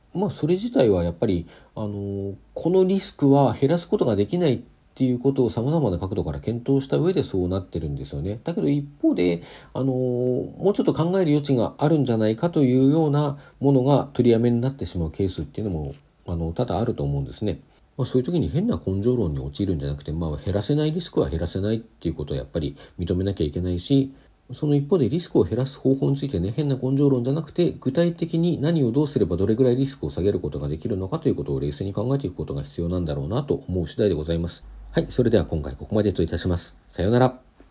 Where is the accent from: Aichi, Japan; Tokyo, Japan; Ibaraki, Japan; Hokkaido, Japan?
Hokkaido, Japan; 北海道出身